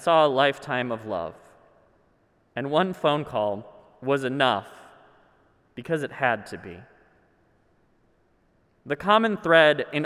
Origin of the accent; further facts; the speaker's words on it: Minnesota, United States; I'm Minnesotan